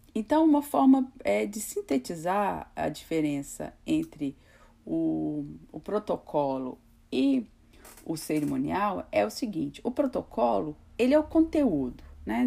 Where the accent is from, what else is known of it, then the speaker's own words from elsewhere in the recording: Brazil; é um pouco da nossa cultura, né, enquanto brasileiros